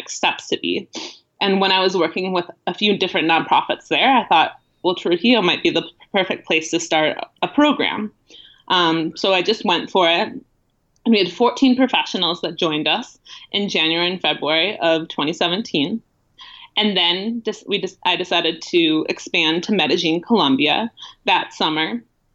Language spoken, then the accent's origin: English; Milwaukee, Wisconsin, United States; moved away; I ended up returning to my home in the Midwest. I'm from Milwaukee, Wisconsin originally.